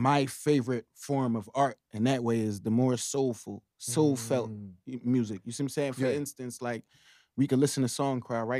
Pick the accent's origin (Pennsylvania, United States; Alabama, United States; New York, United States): Pennsylvania, United States; Philadelphia; now my generation, we grew up in North.